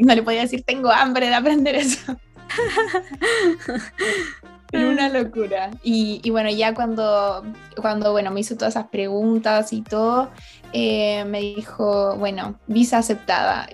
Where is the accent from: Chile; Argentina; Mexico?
Chile; moved away as an adult; now in Redding, United States; nací en Chile, eh, esa es mi nacionalidad